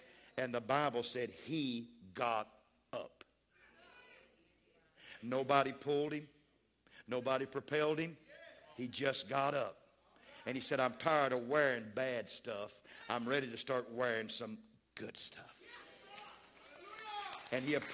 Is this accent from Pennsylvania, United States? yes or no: no; West Texas, United States; I was raised out in West Texas